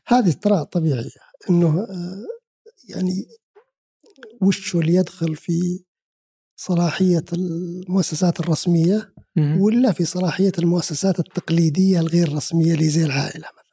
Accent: Saudi Arabia; انا كسعودي

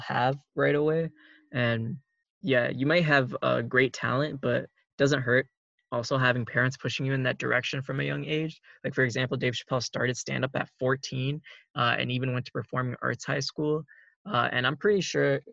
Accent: Minnesota, United States; we're both from Minnesota

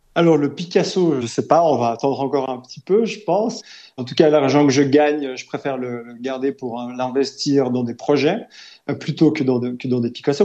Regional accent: Lausanne, Vaud, Switzerland; né, j'ai grandi à Lausanne

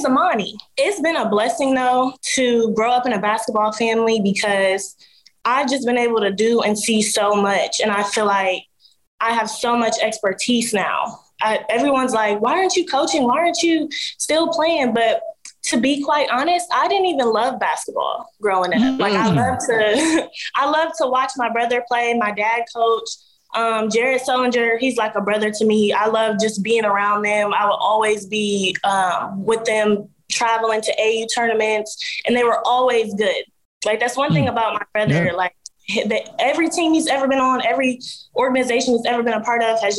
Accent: Columbus, Ohio, United States; moved away as an adult; now in Dallas, United States; I am originally from Columbus, Ohio, Eastmoor Academy alum

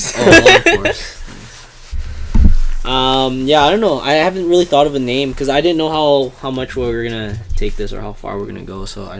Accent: Canada; me and Viv, we both were born and raised in Canada.

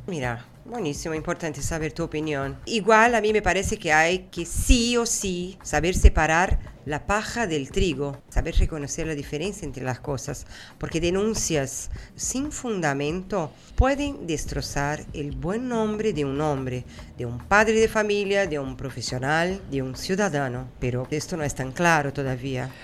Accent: Brazil; moved away; soy de Brasil, que conozco música brasileña

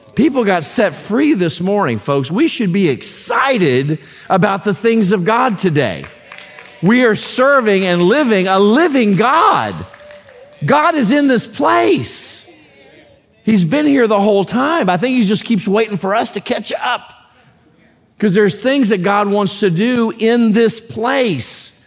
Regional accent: United States; as a, as a American Christian

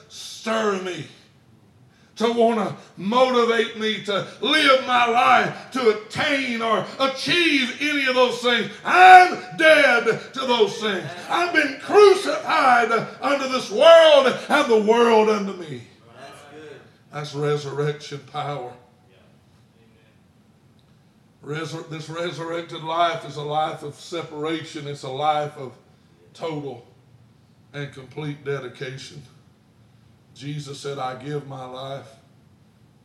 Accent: Alabama, United States; I grew up in Alabama

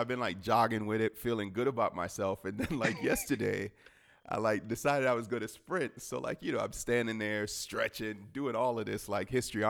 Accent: Miami, Florida, United States; the Dolphins were my hometown team

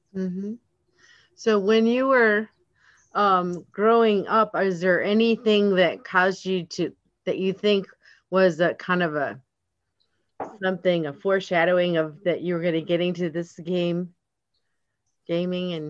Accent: Atlanta, Georgia, United States; I'm from Georgia, from Atlanta area.

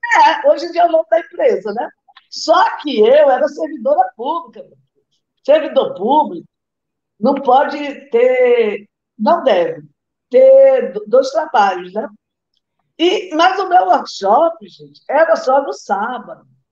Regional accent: Rio de Janeiro, Brazil; now in Natal, Brazil; eu moro em Natal, mas sou carioca, gente. Nasci aí no Rio de Janeiro.

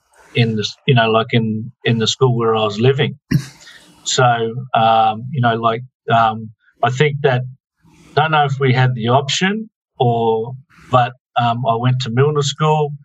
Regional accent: Darwin, Northern Territory, Australia; also born or lived in Preston, Victoria; I grew up in Darwin. I love Darwin. This is my hometown.

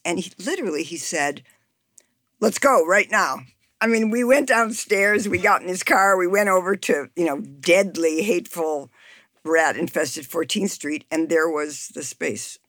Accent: Chicago, Illinois, United States; now in Washington, DC, United States; I'm from Chicago

